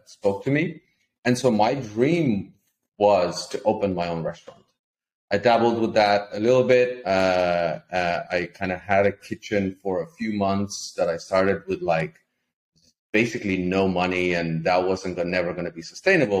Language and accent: English; Lithuania; moved away as an adult; also born or lived in Ireland; I'm from a small country in Eastern Europe, Lithuania